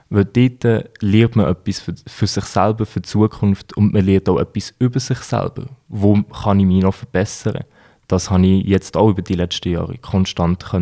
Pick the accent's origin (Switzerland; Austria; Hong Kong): Switzerland; Natürlich, wir sind beide Schweizer, die, äh, die Rina ist Schweizerin, ich bin Schweizer.